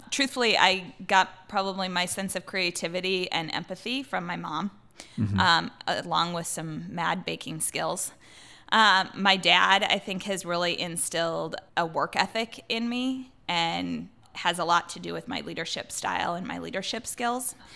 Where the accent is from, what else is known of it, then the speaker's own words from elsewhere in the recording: Midwest, United States; I mean, family, especially growing up in the Midwest, family's always important